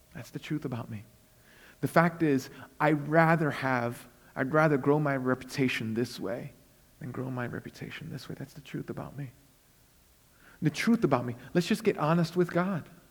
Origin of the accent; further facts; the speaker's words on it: New York City, New York, United States; I was born and raised in Brooklyn, but I'm also a missionary to Brooklyn.